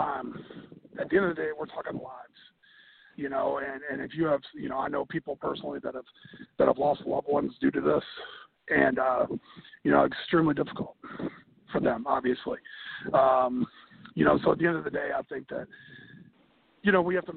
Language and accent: English; Ohio, United States; now in South Carolina, United States; I'm originally from Ohio